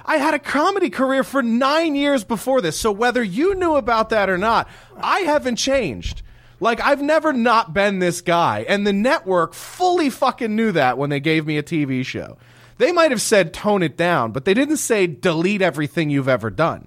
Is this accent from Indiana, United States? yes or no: no; Philadelphia, Pennsylvania, United States; I grew up in Philadelphia